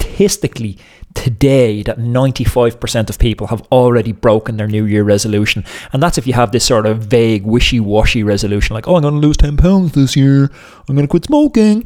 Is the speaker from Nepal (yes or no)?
no; Dublin, Leinster, Ireland; I'm from North Dublin, you know, anyone who knows the area of Dublin that I'm from